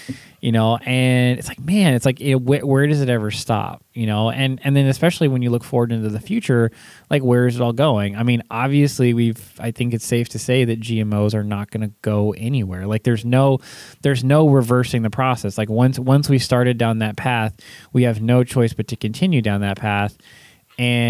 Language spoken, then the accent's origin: English; California, United States; I grew up in California